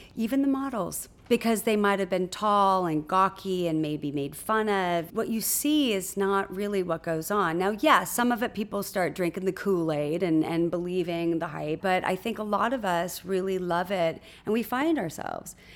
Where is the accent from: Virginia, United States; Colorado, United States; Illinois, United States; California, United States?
California, United States; Huntington Beach; I was born in Newport Beach, California, and raised in Huntington Beach, California, in a sleepy little surf town